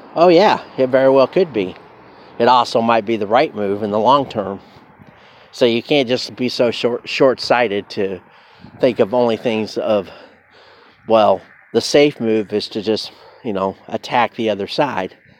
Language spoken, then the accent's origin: English; United States; I am American